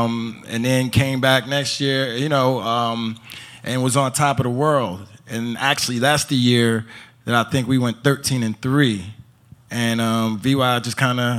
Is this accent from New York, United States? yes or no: yes; New York, United States; So, like, growing up in Rockland County, like, when I was in foster care, they lived in the neighborhood that we grew up in.